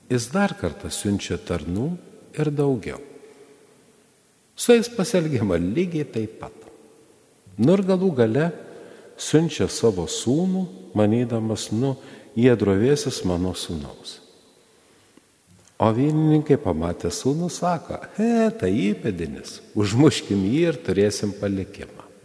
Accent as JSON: {"language": "Lithuanian", "country": "Lithuania", "said": "mes lietuviai"}